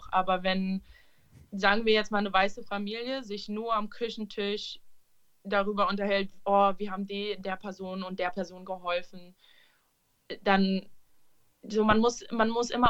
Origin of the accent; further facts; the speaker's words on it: Berlin, Germany; ich bin in Schöneberg aufgewachsen und ich bin mit vielen Türken und Arabern aufgewachsen